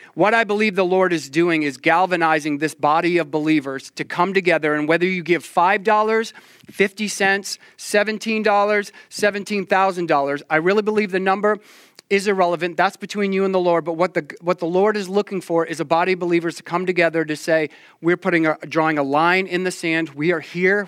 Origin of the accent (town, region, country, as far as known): Maine, United States